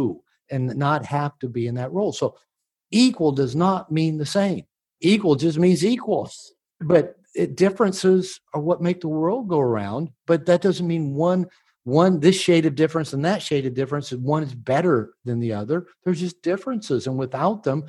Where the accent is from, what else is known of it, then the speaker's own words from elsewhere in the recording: United States; I'm from America